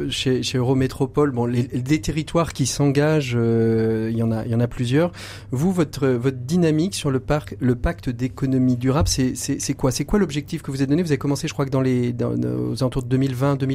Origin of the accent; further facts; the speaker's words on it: Brittany, France; quand on est breton comme nous, on est normalement pas très, vous loin.